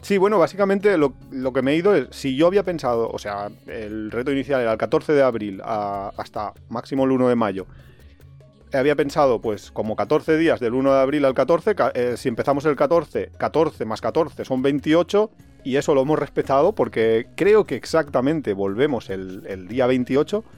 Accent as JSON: {"language": "Spanish", "town": "Alicante", "region": "Valencian Community", "country": "Spain", "said": "Nosotros somos de Alicante"}